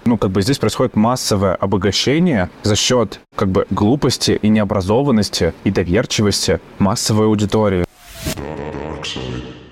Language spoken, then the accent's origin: Russian; Yaroslavl, Yaroslavl Oblast, Russia; moved away; also born or lived in Saint Petersburg; в Ярославль, мой родной город